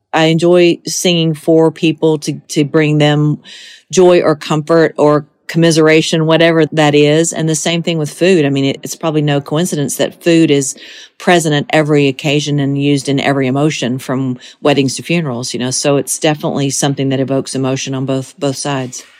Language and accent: English; Monticello, Georgia, United States; moved away as an adult; now in Tennessee, United States; So it really is my hometown forever. I'll always be from Monticello, Georgia.